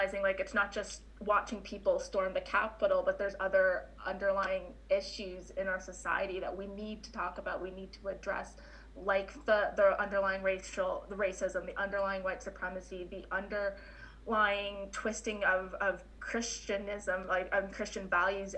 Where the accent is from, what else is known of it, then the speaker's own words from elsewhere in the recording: Canada; also born or lived in Winnipeg, Manitoba; as a Canadian